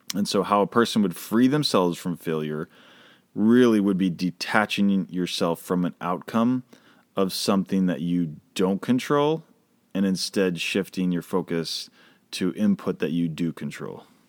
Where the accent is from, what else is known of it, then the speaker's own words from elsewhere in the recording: Boston, Massachusetts, United States; moved away; I grew up in Boston